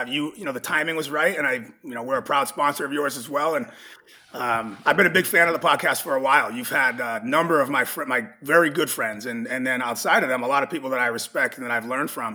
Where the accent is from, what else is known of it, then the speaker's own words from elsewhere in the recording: Massachusetts, United States; I'm from New England, which is the Northeast United States. I grew up in a state called Massachusetts